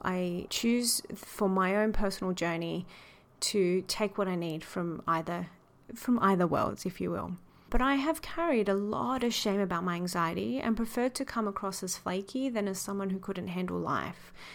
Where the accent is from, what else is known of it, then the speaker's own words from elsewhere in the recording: Sydney, New South Wales, Australia; moved away as an adult; also born or lived in New York; I'm a retired lawyer who grew up in the western suburbs of Sydney. I'm Australian, born and raised